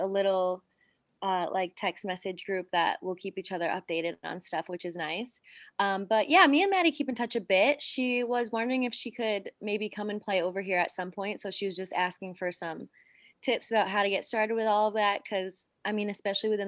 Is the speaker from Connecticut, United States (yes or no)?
yes; Coventry, Connecticut, United States; moved away as an adult; also born or lived in Chattanooga, Tennessee; now in Eindhoven, Netherlands; I grew up in Coventry, Connecticut, lived there my entire life